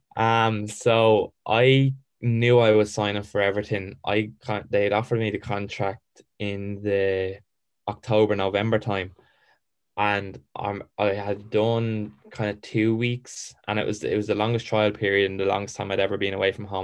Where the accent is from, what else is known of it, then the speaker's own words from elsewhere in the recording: Ireland; also born or lived in England; I loved being Irish